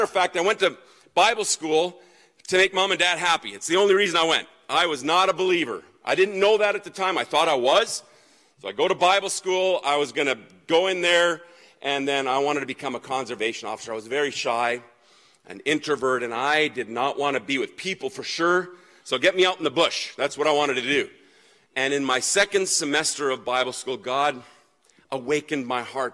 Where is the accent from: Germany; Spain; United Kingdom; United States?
Germany; now in Canada; I grew up in Germany.